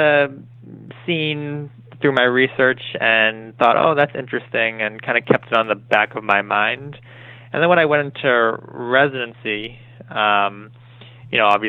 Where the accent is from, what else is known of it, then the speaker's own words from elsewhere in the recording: Sharon, Massachusetts, United States; I grew up in Massachusetts. I'm from Sharon, Massachusetts.